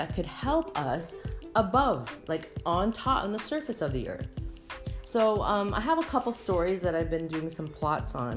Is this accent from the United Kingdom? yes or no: no; Canada; I am Canadian